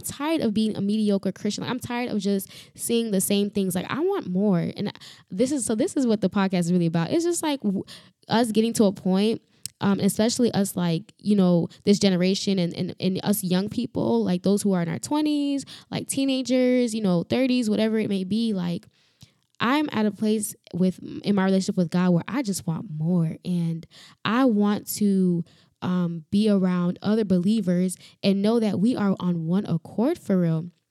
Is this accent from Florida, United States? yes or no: yes; Florida, United States; also born or lived in Dominican Republic; I am from Florida